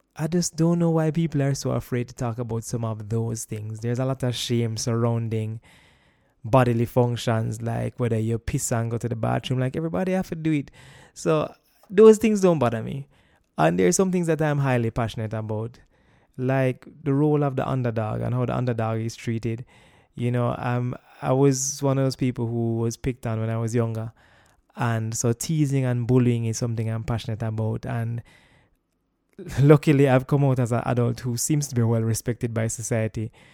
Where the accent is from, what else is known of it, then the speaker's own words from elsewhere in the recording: Kingston, Jamaica; also born or lived in United States; I have been born and raised in Jamaica all of my life